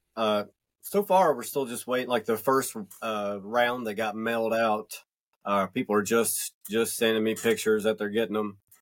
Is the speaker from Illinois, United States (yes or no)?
no; North Georgia Mountains, United States; I'm from the North Georgia Mountains